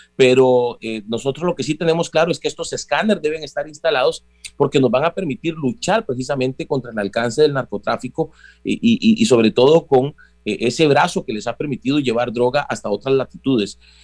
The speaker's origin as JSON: {"language": "Spanish", "country": "Costa Rica"}